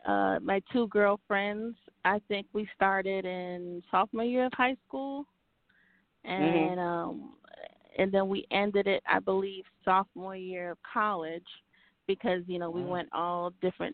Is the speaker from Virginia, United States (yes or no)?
no; New Jersey, United States; born or raised there; also born or lived in Haiti / Maryland